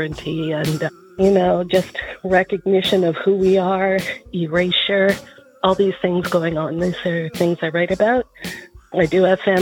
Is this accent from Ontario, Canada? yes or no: yes; Caledonia, Ontario, Canada; moved away; also born or lived in Six Nations of the Grand River / New York; They moved right next door to a small town called Caledonia